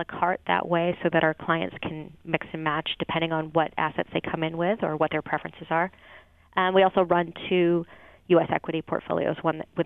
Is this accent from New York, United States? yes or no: no; Maine, United States; also born or lived in Boston; now in Portland, United States; I'm from Maine originally, as is my husband